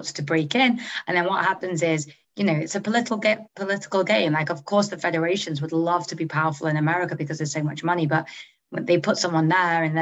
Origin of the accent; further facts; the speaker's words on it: Manchester, North West England, United Kingdom; moved away as an adult; also born or lived in Oxford / New York / San Francisco; I grew up in Manchester.